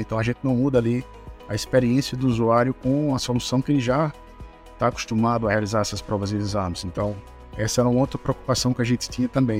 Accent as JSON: {"language": "Portuguese", "town": "João Pessoa", "region": "Paraíba", "country": "Brazil", "tie": "born or raised there", "also_born_or_lived": "Aveiro, Portugal", "said": "Sou natural de João Pessoa"}